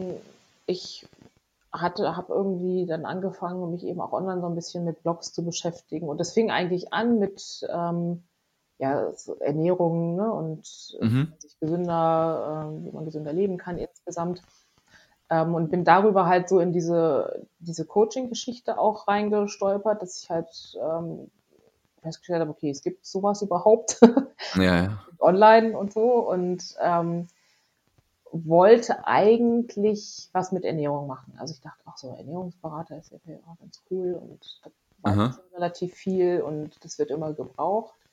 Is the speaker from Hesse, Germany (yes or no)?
yes; Hesse, Germany; ich komme aber ursprünglich aus der Nähe von Frankfurt. Ich bin da aufgewachsen.